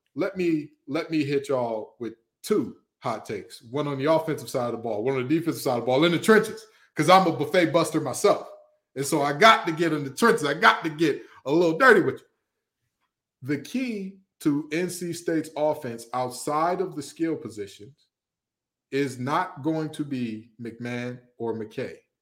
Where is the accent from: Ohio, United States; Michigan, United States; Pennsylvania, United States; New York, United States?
Michigan, United States; Detroit; I'm from the west side of Detroit, Michigan